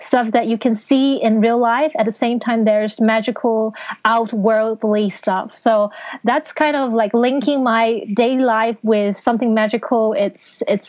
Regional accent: Hong Kong; first language Cantonese; English is a second language; I'm being raised and born in Hong Kong. So basically, Cantonese is my first language and English is my second language.

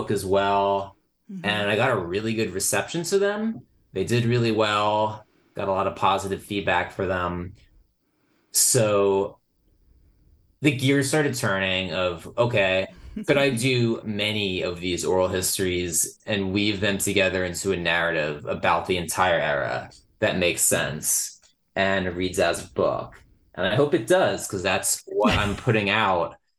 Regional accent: New Jersey, United States; growing up in New Jersey in the years of the book

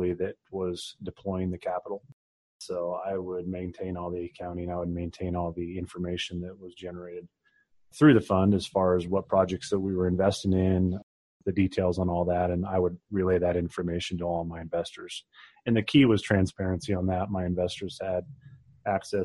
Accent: Oregon, United States; growing up on the West Coast, I'm born and raised Oregonian

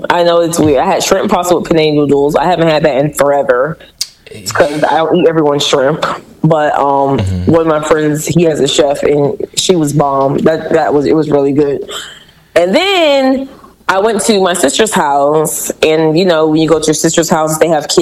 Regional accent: Tampa, Florida, United States; moved away as an adult; also born or lived in Virginia; I'm from Tampa

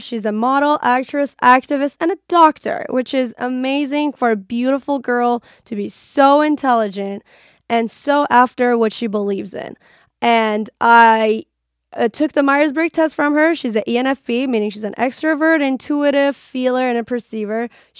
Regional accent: Iran; moved away as an adult; now in United States; I was born and raised in Iran.

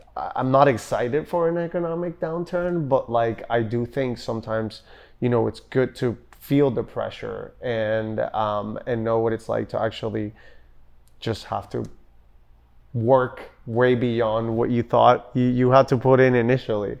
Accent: Puerto Rico; also born or lived in Denver / Austin; now in Miami, United States; I'm born and raised in Puerto Rico

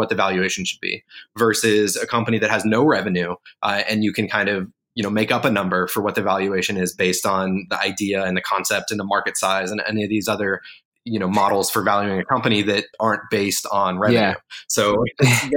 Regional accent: Colorado, United States; moved away as an adult; where I grew up in Colorado

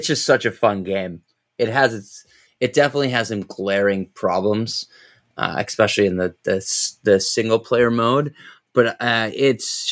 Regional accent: Vancouver, British Columbia, Canada; I'm from Vancouver.

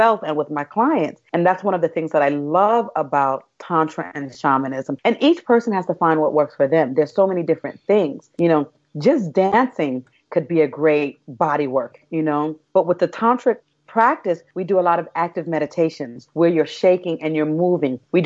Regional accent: New York City, New York, United States; moved away as an adult; also born or lived in Brazil; I grew up in Brooklyn

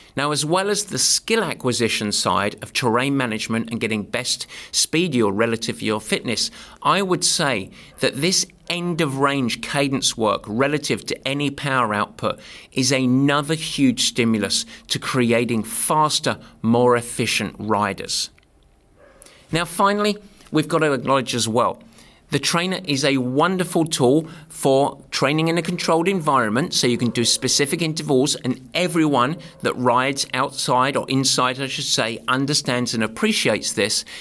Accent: England, United Kingdom; also born or lived in north of San Francisco, California; now in San Francisco area, United States; I'm English. I'm used to the nasty weather. But now I'm a California boy

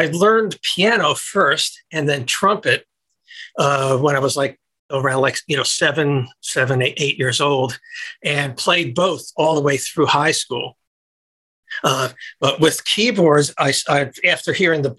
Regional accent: Greenwich, Connecticut, United States; moved away as an adult; also born or lived in New York; now in Los Angeles, United States; I grew up in Connecticut and then lived my old professional life in New York

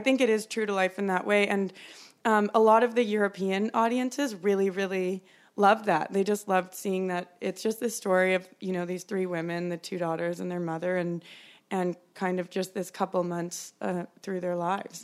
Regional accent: Calgary, Alberta, Canada; I grew up in Calgary

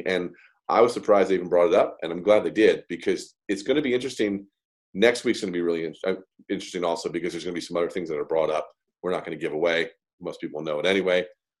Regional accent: New Jersey, United States; moved away; I grew up back in New Jersey.

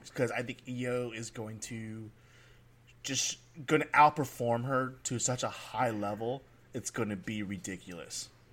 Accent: California, United States; I'm from California

